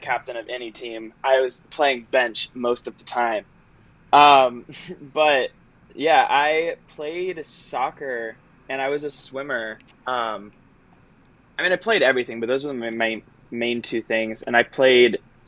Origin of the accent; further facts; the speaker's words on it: Florida, United States; moved away as an adult; also born or lived in Michigan; I am originally from Florida and grew up doing sports